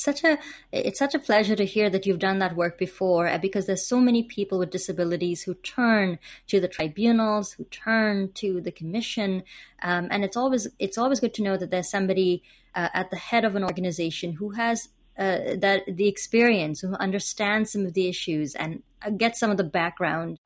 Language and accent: English; India; I'm also from India